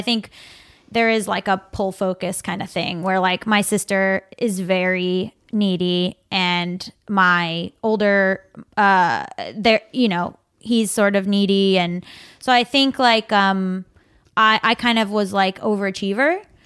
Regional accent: South Florida, United States; now in Los Angeles, United States; South Florida

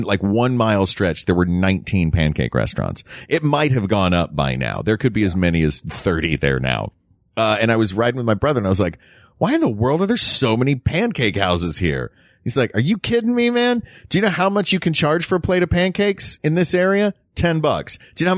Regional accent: Tennessee, United States; We shouldn't disparage my home state.

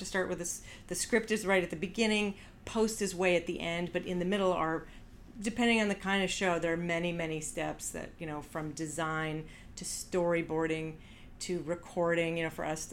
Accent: Canada; moved away; I'm Canadian, but I don't speak French

